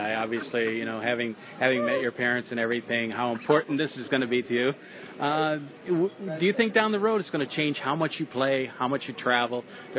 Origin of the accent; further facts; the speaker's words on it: Largo, Florida, United States; I'm from Largo up there, so I know how it is up there.